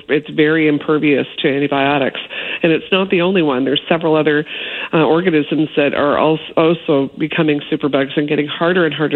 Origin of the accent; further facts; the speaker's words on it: Toronto, Ontario, Canada; I grew up in Toronto